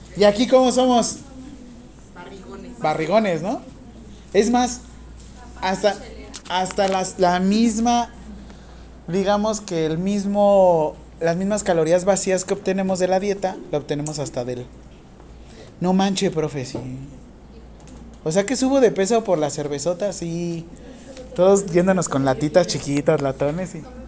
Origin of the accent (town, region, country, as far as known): Mexico